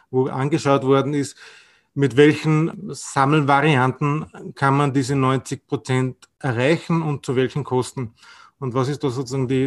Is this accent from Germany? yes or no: no; Austria; Bei uns in Österreich ist, ist es meistens gleichzusetzen, aber auch nicht immer.